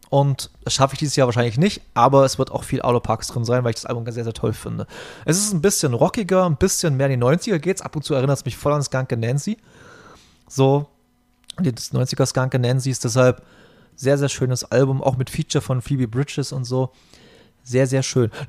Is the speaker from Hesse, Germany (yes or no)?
no; Berlin, Germany; und ich bin hier bei uns in der Gegend groß geworden